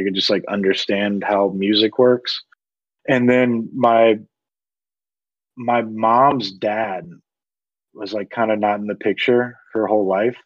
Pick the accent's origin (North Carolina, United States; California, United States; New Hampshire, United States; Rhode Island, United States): North Carolina, United States; Greensboro; accent: southern; also born or lived in Durham, North Carolina; I was born and raised in Greensboro down there, and I moved about 50 minutes west to Durham, and now I'm here.